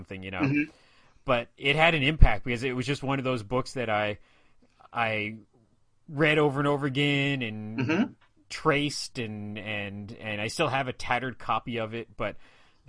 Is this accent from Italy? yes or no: no; Ottawa, Ontario, Canada; also born or lived in Shawville, Quebec / Vancouver; I've lived most of my life in Ottawa. I think I moved to Ottawa when I was around 4 years old or so.